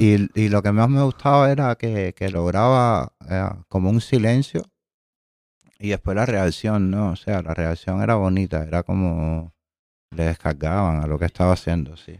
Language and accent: Spanish; Havana, Cuba; soy de Alamar, eh, frente a la Chosmita, a los canes en la zona 13